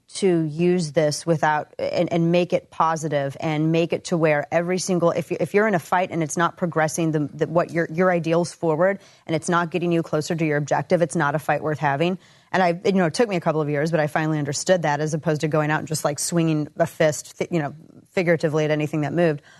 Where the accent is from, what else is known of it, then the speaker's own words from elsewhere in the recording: the Ozarks, Missouri, United States; moved away as an adult; now in Dallas, United States; growing up in the Ozarks